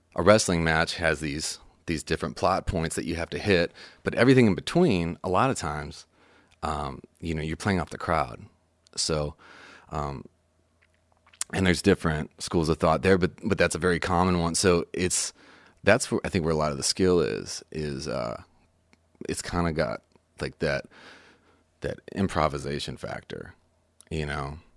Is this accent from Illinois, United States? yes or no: yes; Chicago, Illinois, United States; moved away as an adult; also born or lived in Los Angeles / Nashville; I'm from Chicago originally